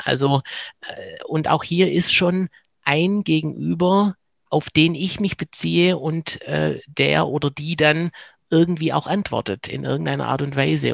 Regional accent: Swabia, Germany; accent: Swabian; now in Cologne, Germany; komme ich aus dem Schwäbischen ähm, und bin in Köln gelandet

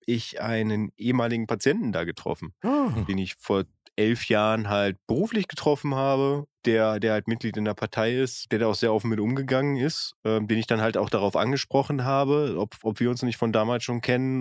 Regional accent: North Rhine-Westphalia, Germany; als geboren und aufgewachsener aus Westfalen

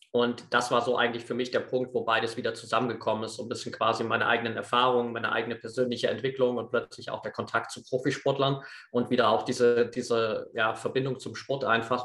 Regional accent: Eastern Ore Mountains, Saxony, Germany; Ich bin auf einem, auf einem kleinen Dorf aufgewachsen im Osterzgebirge

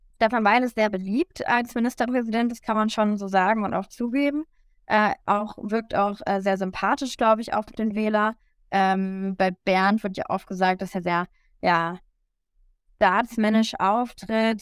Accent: Lower Saxony, Germany; also born or lived in United States; als Schülerin mit der Bildungspolitik in Niedersachsen

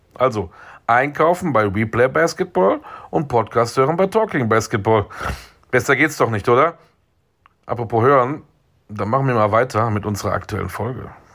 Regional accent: Münster, North Rhine-Westphalia, Germany; ich komme aus Münster in Westfalen

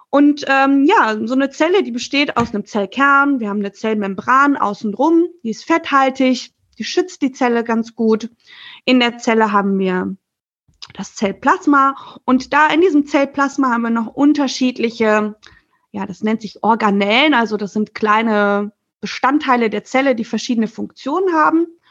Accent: Germany; als Deutsche

